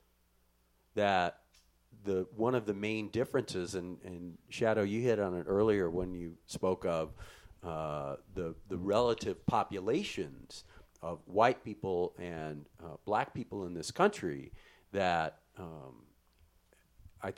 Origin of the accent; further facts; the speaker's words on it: Midwest, United States; When I was a kid growing up in the Midwest in a small farm town